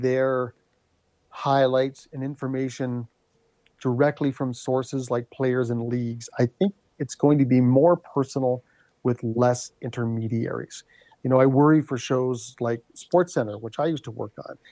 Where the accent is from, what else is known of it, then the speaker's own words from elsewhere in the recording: Thunder Bay, Ontario, Canada; a phrase that we grew up in Thunder Bay